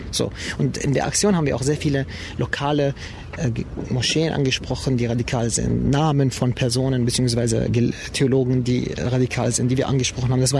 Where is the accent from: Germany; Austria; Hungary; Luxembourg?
Germany; wir interpretieren uns als deutsche Muslime und nicht irgendwie als Iraner oder Türken oder arabische Muslime, sondern wirklich als deutsche Muslime.